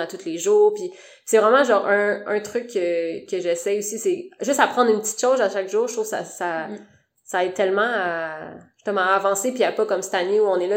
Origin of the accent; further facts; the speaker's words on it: Sherbrooke, Quebec, Canada; moved away as an adult; now in Montreal, Canada; j'ai étudié à Sherbrooke, fait que je viens de Sherbrooke